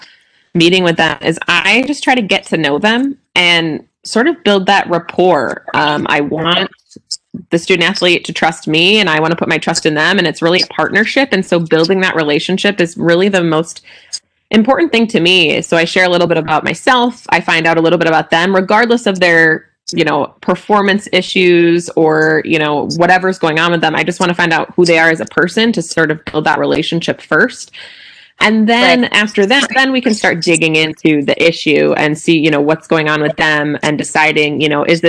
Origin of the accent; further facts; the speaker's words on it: Midwest, United States; moved away as an adult; also born or lived in Utah; now in Whitewater, United States; I grew up in the Midwest, and I wanted to head back that direction after being in Utah for so long